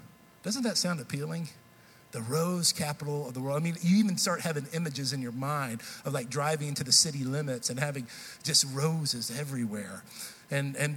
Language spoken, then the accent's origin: English; Texas, United States; now in Nashville, United States; I grew up in Texas. I've still lived up to this point more years in Texas than I have in Tennessee.